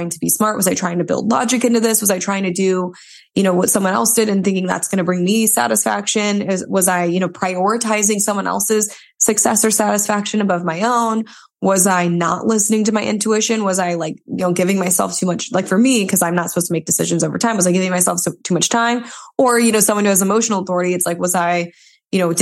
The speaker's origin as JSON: {"language": "English", "area": "suburb of Toledo", "region": "Michigan side", "country": "United States", "also_born_or_lived": "Columbus, Ohio", "moved": "as an adult", "lives_now": "Orange County, United States", "said": "I'm from the Midwest. I'm from Toledo, Ohio. From a suburb outside of it in Michigan"}